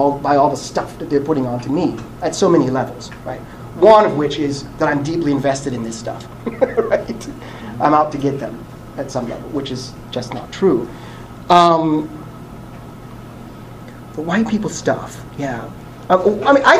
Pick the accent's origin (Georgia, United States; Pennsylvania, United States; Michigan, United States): Pennsylvania, United States; Philadelphia; I was born and raised in North Philly